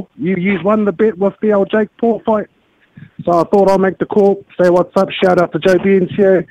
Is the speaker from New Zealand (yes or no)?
yes; New Zealand; moved away as an adult; now in Australia; I'm originally from New Zealand.